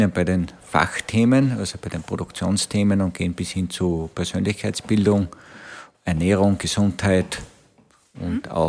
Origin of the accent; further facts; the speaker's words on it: Tyrol, Austria; now in Vienna, Austria; bin ursprünglich aus Tirol nach Wien gekommen und jetzt bin ich in Wien praktisch seit 40, fast 40 Jahre